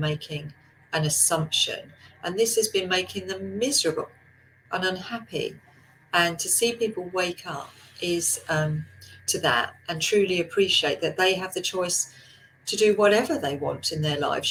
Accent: England, United Kingdom; we're so good at queuing as English people

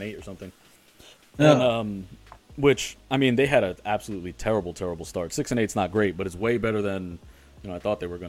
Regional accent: New York, United States; also born or lived in New Jersey; I grew up in New York

